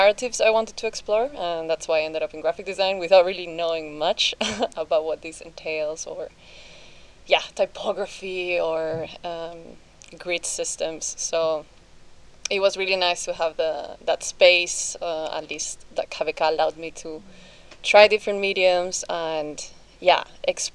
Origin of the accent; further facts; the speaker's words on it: Argentina; moved away as an adult; also born or lived in Edinburgh; now in Netherlands; I come all the way from Argentina